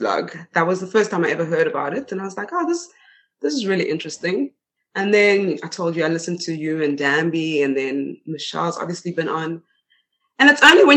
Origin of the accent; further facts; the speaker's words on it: Johannesburg, Gauteng, South Africa; first language Swedish; moved away as an adult; also born or lived in Stockholm, Sweden / Spain; now in Borlänge, Sweden; I was born in Stockholm and I grew up in Johannesburg